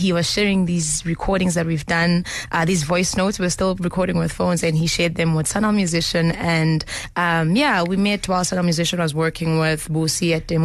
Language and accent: English; Tugela Ferry, KwaZulu-Natal, South Africa; I come from Together Fairy